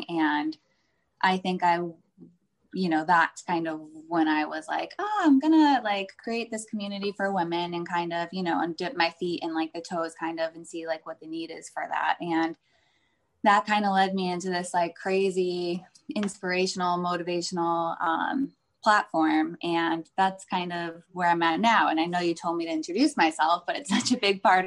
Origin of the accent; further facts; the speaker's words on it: Northeast, United States; also born or lived in California; now in Florida, United States; I live in Florida. I am from the Northeast, so I have like Northeastern vibes in my blood.